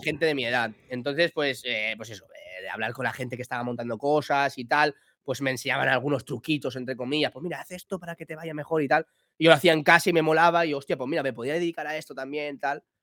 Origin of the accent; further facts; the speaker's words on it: Villajoyosa, Valencian Community, Spain; soy de Villa Joyosa, un pueblo de Alicante